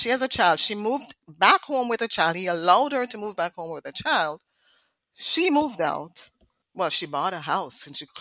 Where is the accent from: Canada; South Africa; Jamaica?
Jamaica; moved away; we grew up in Jamaica. And you know, the Caribbean, we have certain standards